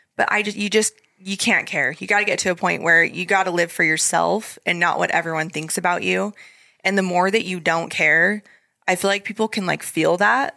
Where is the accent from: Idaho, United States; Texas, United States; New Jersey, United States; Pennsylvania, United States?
Idaho, United States; moved away as an adult; we come from Idaho